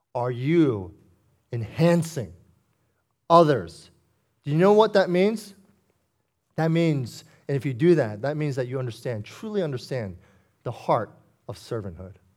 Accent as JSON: {"language": "English", "town": "Foster City", "region": "California", "country": "United States", "tie": "born or raised there", "said": "I grew up in Foster City practically my whole life, nearly thirty years"}